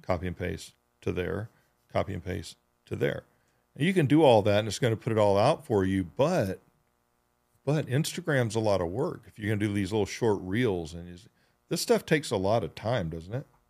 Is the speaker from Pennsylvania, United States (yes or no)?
no; Georgia, United States; moved away; I grew up in Georgia, and where I grew up in Georgia